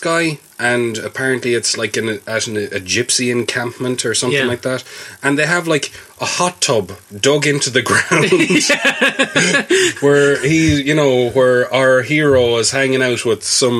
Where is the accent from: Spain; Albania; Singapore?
Spain; You know, I can't do that in Spain because I'm from Spain.